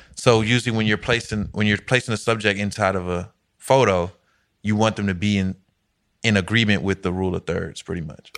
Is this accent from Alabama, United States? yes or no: no; Alexandria, Virginia, United States; I'm from Alexandria, Virginia.